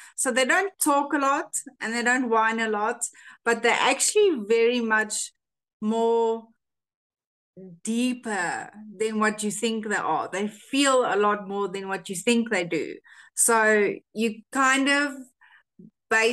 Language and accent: English; South Africa; first language Afrikaans; English is a second language; we're from South Africa